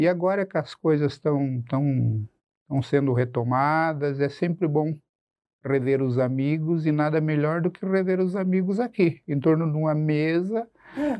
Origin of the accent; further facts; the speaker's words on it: Cascavel, Paraná, Brazil; moved away as an adult; also born or lived in Tapejara, Rio Grande do Sul; now in Curitiba, Brazil; E aí minha família vem para o oeste do Paraná quando eu era muito, muito, muito criança. Eu me criei em Cascavel, na verdade.